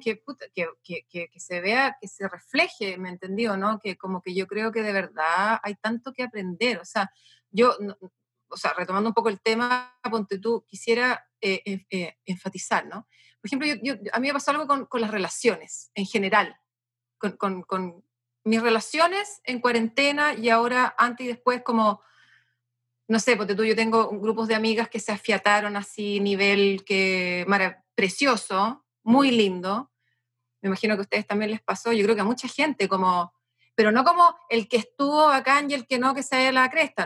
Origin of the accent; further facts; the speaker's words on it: Chile; yo no soy rusa, pues bueno soy, soy, soy bien chilena